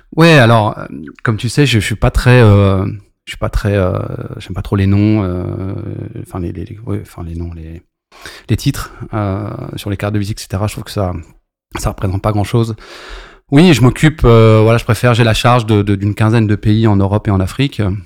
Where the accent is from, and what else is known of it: Maisons-Alfort, Île-de-France, France; born or raised there; also born or lived in Lorient